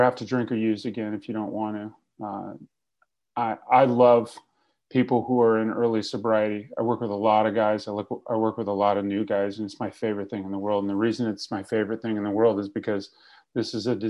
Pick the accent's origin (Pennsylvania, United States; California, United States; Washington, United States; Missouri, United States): California, United States; Fresno; moved away as an adult; now in Los Angeles, United States; I got sober in Fresno